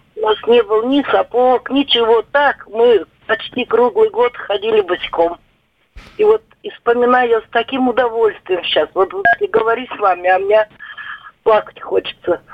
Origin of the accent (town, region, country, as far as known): Tver, Tver Oblast, Russia; born or raised there